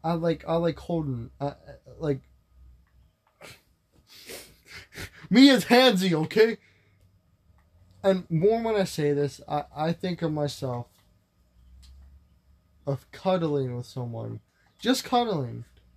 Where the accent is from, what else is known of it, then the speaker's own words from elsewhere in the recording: West Virginia, United States; Is this possibly a Haley that I used to know? I'm from West Virginia.